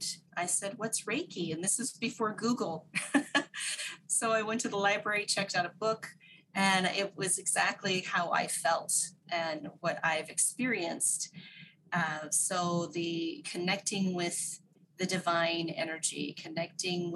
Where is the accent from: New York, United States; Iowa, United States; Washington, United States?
Washington, United States; Whidbey Island; moved away as an adult; also born or lived in Japan; I grew up Whidbey Island in the Puget Sound area of Washington State in the U.S.